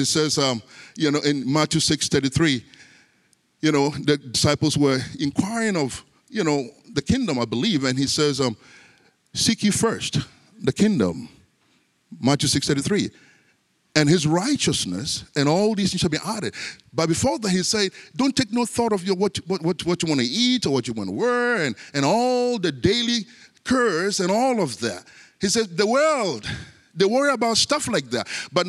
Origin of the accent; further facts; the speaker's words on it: Ghana; born there; You know, I was born in Africa, in Ghana, and Ghana used to be a British colony.